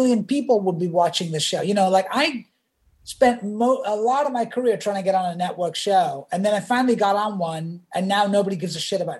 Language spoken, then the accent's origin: English; England, United Kingdom; now in United States; and I grew up in England, so we didn't watch MASH.